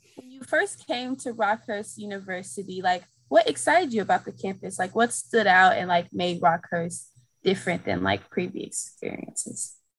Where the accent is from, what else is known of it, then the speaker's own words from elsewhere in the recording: St. Louis, Missouri, United States; I'm from St. Louis, Missouri.